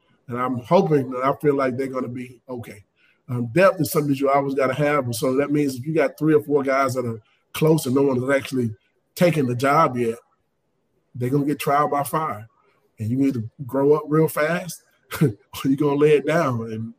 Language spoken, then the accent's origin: English; Georgia, United States; I was from Georgia